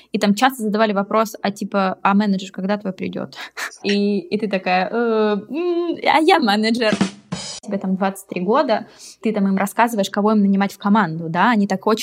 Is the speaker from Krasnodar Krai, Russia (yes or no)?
yes; Krasnodar, Krasnodar Krai, Russia; moved away as an adult; also born or lived in London; now in Germany; А, когда мне было 18 лет, я переехала из Краснодара в Лондон. Прожила в Лондоне почти 11 лет, и вот два года назад переехала в Германию.